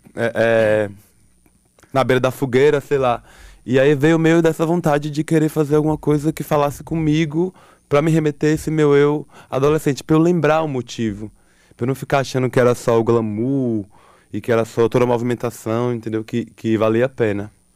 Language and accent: Portuguese; Alagoinhas, Bahia, Brazil; moved away; eu vim lá de Lagoinhas